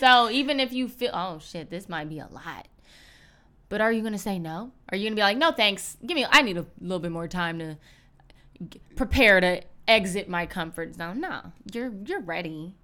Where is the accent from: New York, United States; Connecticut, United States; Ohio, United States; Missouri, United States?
Ohio, United States; Cleveland; moved away as an adult; now in Los Angeles, United States; we're both from Cleveland